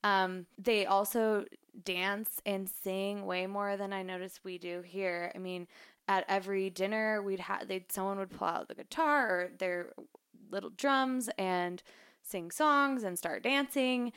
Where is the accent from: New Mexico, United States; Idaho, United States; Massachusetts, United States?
Idaho, United States; I'm from Idaho